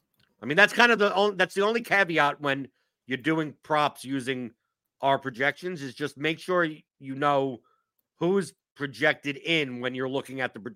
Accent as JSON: {"language": "English", "region": "New York", "country": "United States", "accent": "Jewish New York", "moved": "yes", "lives_now": "Kentucky, United States", "said": "Yeah, but I'm from New York, right? Yeah. That's what I sound like. No one here in Kentucky thinks I'm from here, right?"}